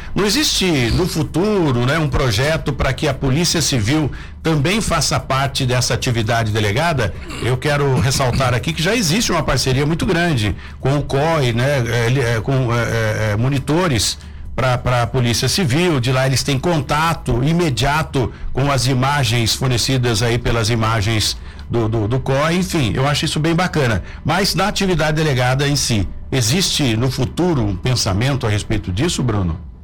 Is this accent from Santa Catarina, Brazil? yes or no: no; São José dos Campos, São Paulo, Brazil; sou joseense, nascido e criado aqui em São José